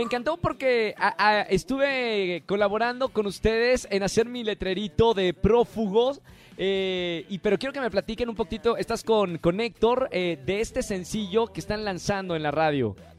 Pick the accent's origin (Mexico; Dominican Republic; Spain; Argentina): Mexico; Monterrey, Nuevo León; yo que soy de Monterrey